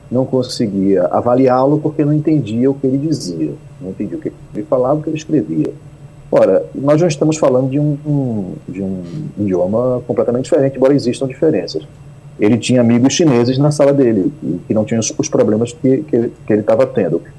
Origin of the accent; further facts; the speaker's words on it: Northeast Region, Brazil; Eu sou nordestino, mas o fato de não ter um sotaque muito forte do Nordeste, né, é, é, é, me facilita a vida em relação a outro nordestino que está aqui com um sotaque muito forte.